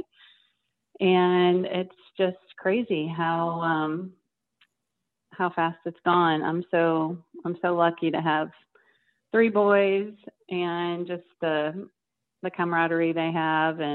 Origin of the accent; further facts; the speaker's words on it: St. Louis, Missouri, United States; moved away as an adult; now in Memphis, United States; I grew up in St. Louis